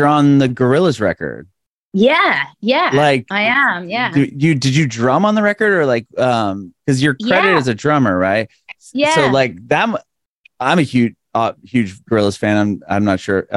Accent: San Diego, California, United States; moved away as an adult; now in Nashville, United States; I recently moved a couple of years ago, moved to Nashville, Tennessee, but I'm from San Diego

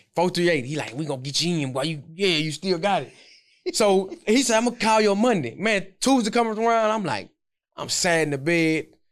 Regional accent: Houston, Texas, United States; I got picked up by the Texans in my hometown

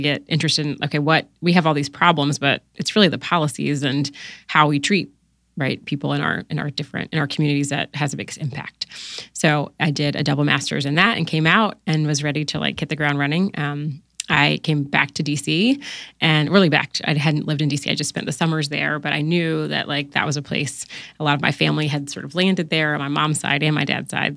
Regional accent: Newport News, Virginia, United States; moved away as an adult; also born or lived in Washington, D.C.; I grew up in, uh, Newport News, Virginia

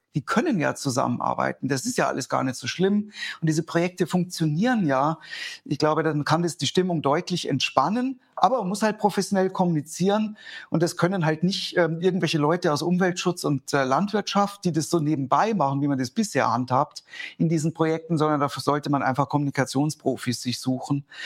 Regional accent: Germany; bei uns in Deutschland

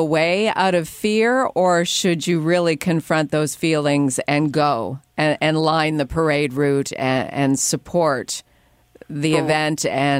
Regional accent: Canada; as a Canadian, life is a lot easier.

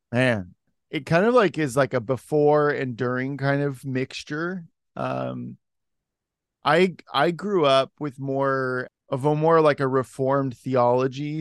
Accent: Salem, Oregon, United States; moved away as an adult; also born or lived in Los Angeles / Washington / Portland; I was born and raised in Oregon.

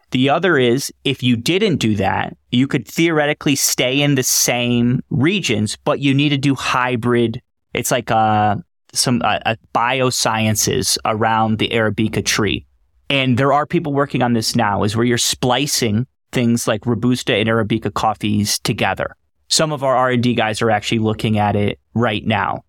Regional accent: Raleigh, North Carolina, United States; accent: Raleigh, North Carolina English accent; moved away as an adult; also born or lived in Bermuda / Hong Kong; now in Colombia; I grew up in Raleigh, North Carolina, went to N C State

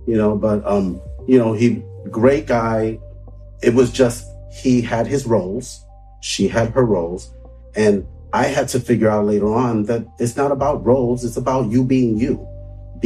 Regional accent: New York City, New York, United States; I grew up in Brooklyn, like Bed-Stuy

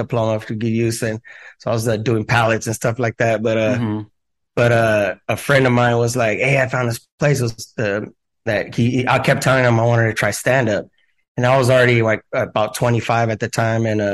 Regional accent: Ventura County, California, United States; moved away as an adult; also born or lived in San Fernando, California / San Francisco, California; I was born in San Fernando, but I mostly grew up in Ventura County

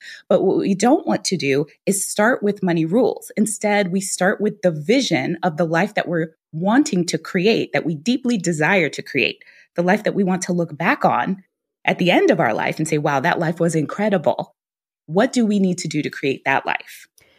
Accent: Guyana; now in United States; my parents, when they talked to me there, we were immigrants. We came from Guyana. Neither one of my parents graduated from high school.

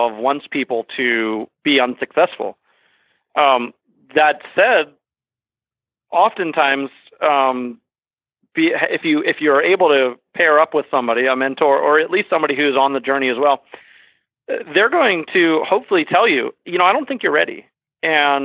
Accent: Fairfax, Virginia, United States; moved away as an adult; also born or lived in Washington, D.C.; now in Vermont, United States; I was born and raised in the Washington, D.C. area and in Northern Virginia, Fairfax

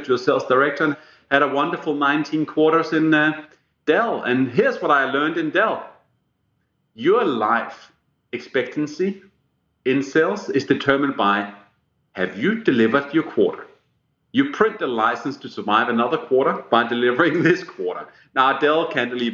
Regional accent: Denmark; first language Danish; English is a second language; moved away; when I grew up in Denmark

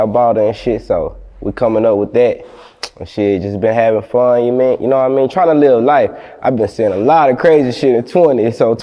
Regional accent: Palestine, Texas, United States; moved away as an adult; also born or lived in Houston, Texas / Oklahoma; growing up in Palestine, man, I ain't gonna lie, that shit made me. Population of 18K.

